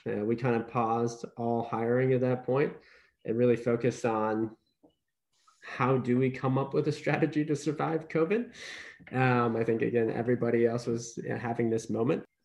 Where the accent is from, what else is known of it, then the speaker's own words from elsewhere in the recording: Ohio, United States; grew up in Ohio, was born and raised in Ohio.